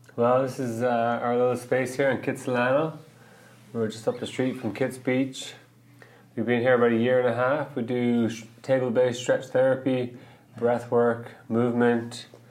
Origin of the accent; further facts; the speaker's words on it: Ireland; moved away as an adult; also born or lived in New York; now in Vancouver, Canada; growing up in Ireland, we did get in some fights